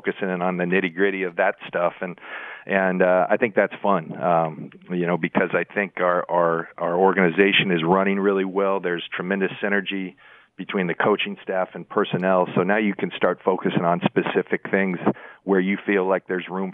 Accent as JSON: {"language": "English", "town": "San Diego", "region": "California", "country": "United States", "tie": "born or raised there", "also_born_or_lived": "Tampa", "moved": "yes", "said": "in my hometown, in the stadium where I used to watch Charger games in front of all my family"}